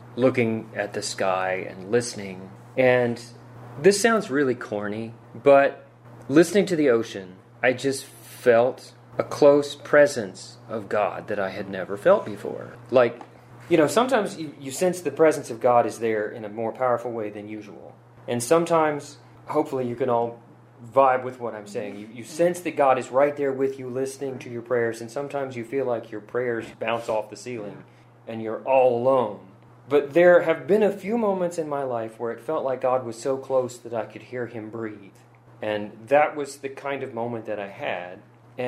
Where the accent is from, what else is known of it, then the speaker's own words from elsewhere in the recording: Harrisonburg, Virginia, United States; also born or lived in Blacksburg / Philadelphia; I grew up in Harrisonburg, local family, actually seventh generation to live in Harrisonburg